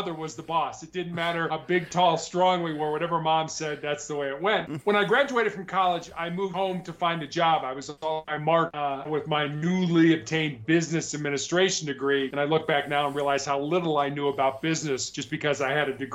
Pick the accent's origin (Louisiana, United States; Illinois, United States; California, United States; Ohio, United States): Illinois, United States; Chicago; also born or lived in Charleston, South Carolina; I was born and raised in Chicago